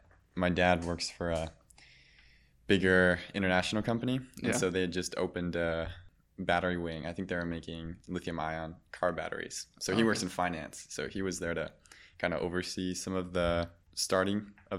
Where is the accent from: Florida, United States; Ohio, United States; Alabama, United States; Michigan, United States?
Michigan, United States; born there; also born or lived in Germany; I grew up in a couple of different places. I was born in Michigan, but I spent some time abroad in Germany at a international school.